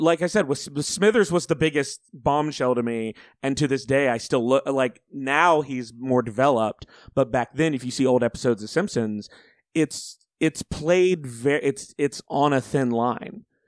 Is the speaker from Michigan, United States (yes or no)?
no; Auburn, Alabama, United States; I grew up in Alabama